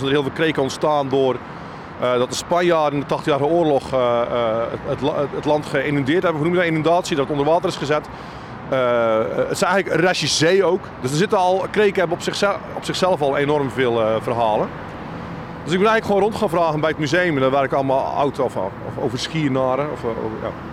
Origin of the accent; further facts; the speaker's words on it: Zeeland, Netherlands; accent: Zeeland dialect; moved away; toen ik voor het eerst buiten Zeeland kwam, dat mensen ook wel lacherig deden over mijn accent of mijn dialect